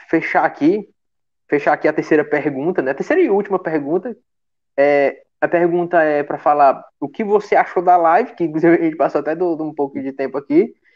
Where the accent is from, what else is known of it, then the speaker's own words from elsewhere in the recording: Pacoti, Ceará, Brazil; eu sou de Pacuti